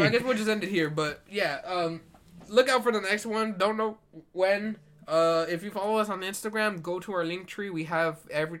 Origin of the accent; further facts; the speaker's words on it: Washington, United States; I was born in Washington